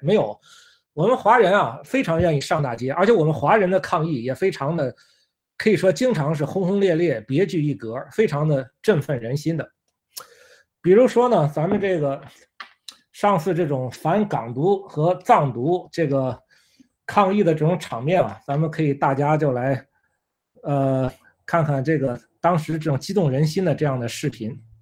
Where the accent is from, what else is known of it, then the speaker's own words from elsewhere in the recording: China; moved away as an adult; also born or lived in Italy; now in United States; 作为一个中国人